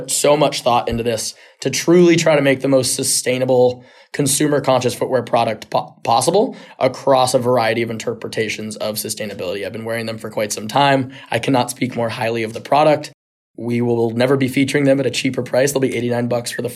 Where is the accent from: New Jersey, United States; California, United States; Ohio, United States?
California, United States; San Diego; I grew up in San Diego